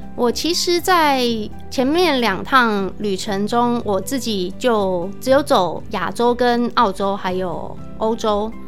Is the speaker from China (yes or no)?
no; Taiwan; 其实我们台湾人比较习惯听的英语是比较偏美加的